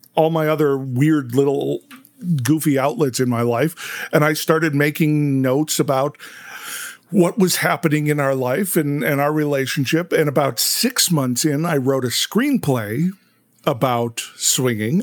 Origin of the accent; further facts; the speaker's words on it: Chicago, Illinois, United States; we're from Chicago